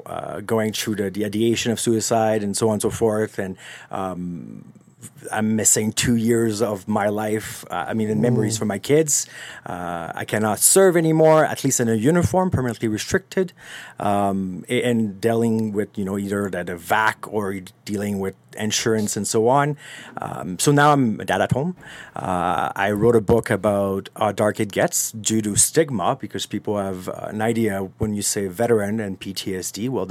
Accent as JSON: {"language": "English", "town": "Montreal", "region": "Quebec", "country": "Canada", "second_language": "English", "said": "I'm from Montreal. Learn English way later. I was raised in that old mentality of English people are bad and so on and so forth, right?"}